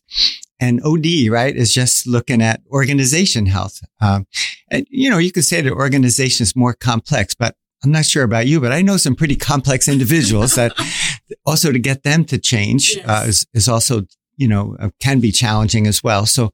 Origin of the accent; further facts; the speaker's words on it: New York, United States; moved away as an adult; now in Singapore; I'm originally from New York